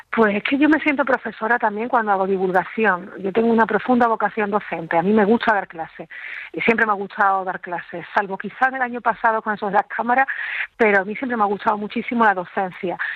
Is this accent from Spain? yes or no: yes; Andalusia, Spain; yo como andaluza